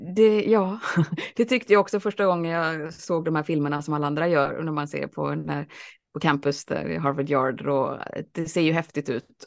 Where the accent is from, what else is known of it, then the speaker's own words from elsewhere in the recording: Alingsås, Västra Götaland, Sweden; also born or lived in Boston; Jag växte upp i Alingsås